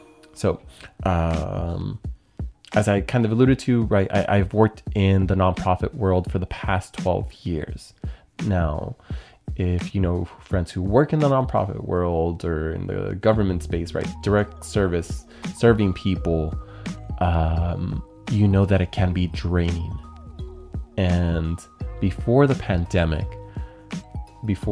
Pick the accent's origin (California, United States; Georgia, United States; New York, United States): California, United States; San Jose; having served my hometown of San Jose for the past 12 years